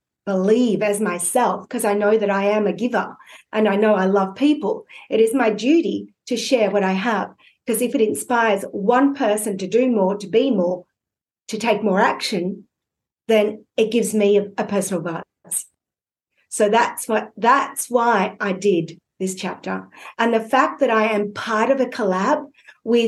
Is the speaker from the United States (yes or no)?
no; Australia; I'm an Aussie